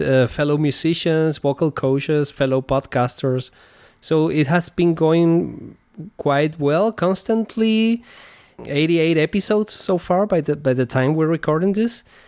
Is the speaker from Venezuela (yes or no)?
yes; Venezuela; moved away as an adult; now in Germany; I come originally from Venezuela, and over there I, I was playing guitar with different bands